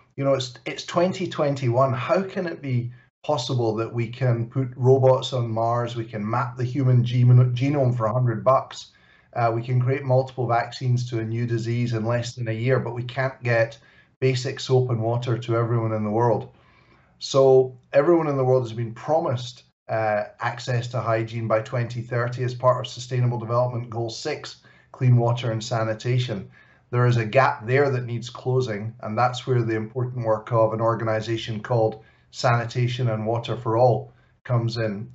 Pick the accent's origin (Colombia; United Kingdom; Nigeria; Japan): United Kingdom; Glasgow, Scotland; Glasgow, my hometown